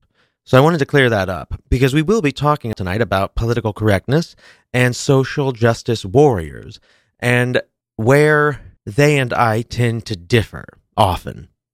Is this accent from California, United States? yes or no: no; Kansas City, Missouri, United States; as I mentioned last week, I am from Kansas City, love the Chiefs, root for the Chiefs.